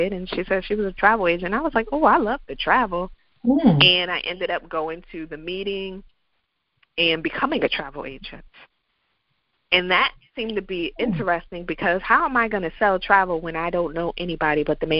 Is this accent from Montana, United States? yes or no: no; Connecticut, United States; moved away as an adult; now in Virginia, United States; I'm originally from Connecticut, and I made the wonderful decision that I was going to leave Connecticut